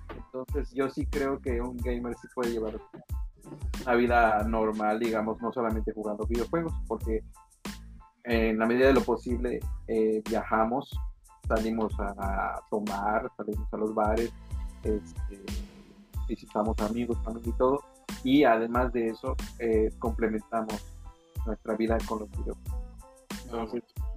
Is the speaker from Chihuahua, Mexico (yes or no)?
no; Yucatán, Mexico; now in Quintana Roo, Mexico; yo la palabra panocha no la conocía hasta que salí de Yucatán